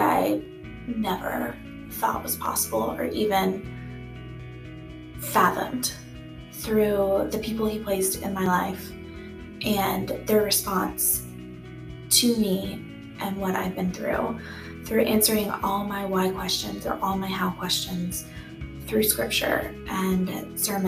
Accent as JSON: {"language": "English", "town": "Austin", "region": "Texas", "country": "United States", "tie": "born or raised there", "said": "I am a native Austinite. I grew up in Northwest Austin"}